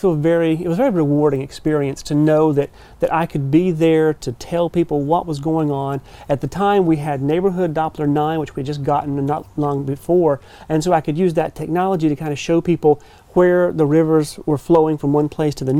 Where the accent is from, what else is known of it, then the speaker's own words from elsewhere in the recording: Rocky Mount, North Carolina, United States; But I grew up in Rocky Mount, so eastern Carolina, of course, home right here.